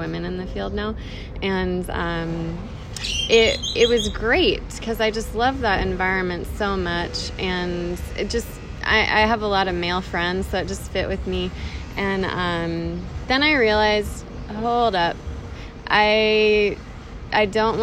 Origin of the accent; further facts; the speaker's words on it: Carmel, California, United States; moved away as an adult; also born or lived in Prescott, Arizona; now in Scottsdale, United States; I'm from California